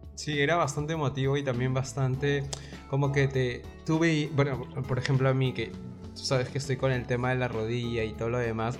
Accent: Peru; como peruanos

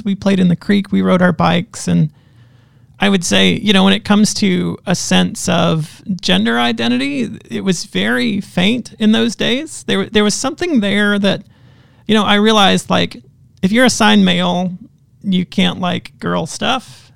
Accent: Western North Carolina, United States; now in Southern Ontario, Canada; I grew up in, Western North Carolina. Not far from Asheville, not far from Charlotte

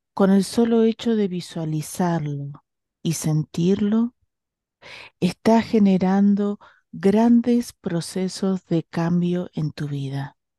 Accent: Bahía Blanca, Buenos Aires Province, Argentina; yo soy de Bahía Blanca

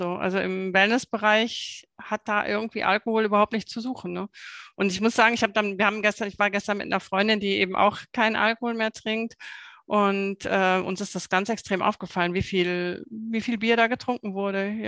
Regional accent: Hungen, Hesse, Germany; hier in Hungen, ich komme ja aus Hungen

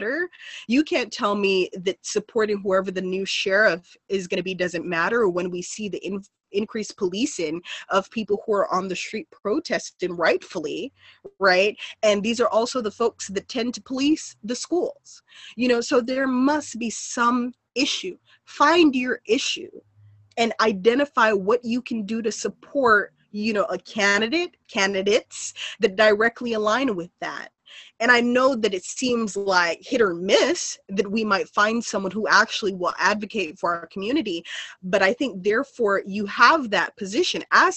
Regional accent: Los Angeles, California, United States; I was raised in South Central. I still continue to reside in South Central

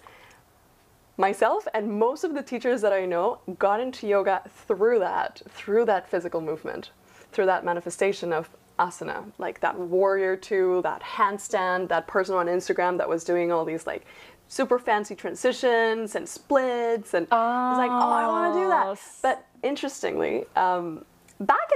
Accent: Peru; moved away as an adult; now in Canada; born and raised in Peru

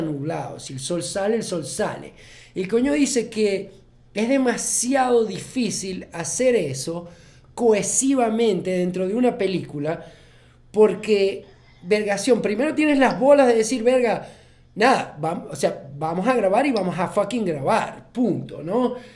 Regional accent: Maracaibo, Zulia, Venezuela; Nosotros somos, no somos críticos de cine, sino somos maracuchos

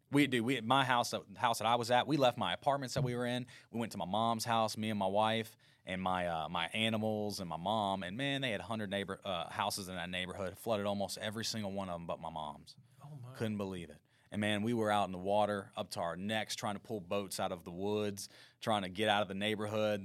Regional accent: Baton Rouge, Louisiana, United States; also born or lived in Denham Springs, Louisiana; born in Baton Rouge, Louisiana, and I was raised predominantly in Baton Rouge and kind of the Denham Springs area

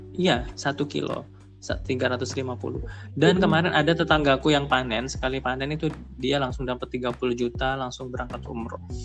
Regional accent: Probolinggo, East Java, Indonesia; moved away as an adult; now in Surabaya, Indonesia; desaku desa Telogosari kecamatan Tiris Kabupaten Probolinggo

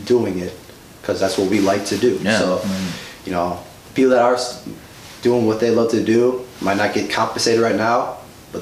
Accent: Stevens Point, Wisconsin, United States; moved away as an adult; now in Milwaukee, United States; growing up in Stevens Point for about 10 years of my life

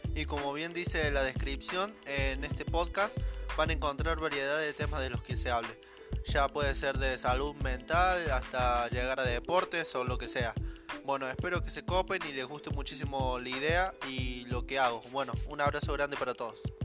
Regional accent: Córdoba, Argentina; soy cordobés y vivo en Villa Carlos Paz

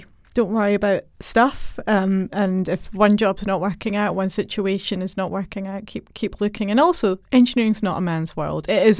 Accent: Scotland, United Kingdom; Well, as a child, I grew up in Scotland, which is known for great Scottish engineers.

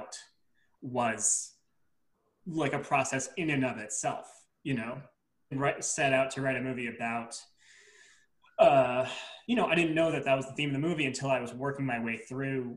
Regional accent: New Jersey, United States; I'm from Jersey, so yeah, Jersey strong

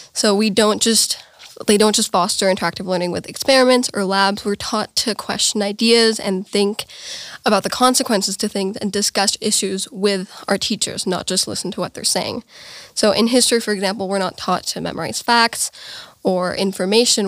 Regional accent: Bavaria, Germany; I'm from Romania, uh, but I was born here in Germany.

